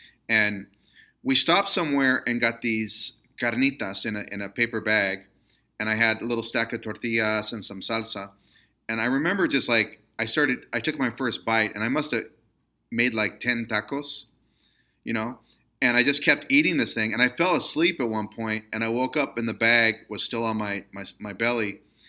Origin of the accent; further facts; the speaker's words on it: Stockton, California, United States; I'm a pocho and I grew up in Stockton, California. But my grandmother was from Aguascalientes.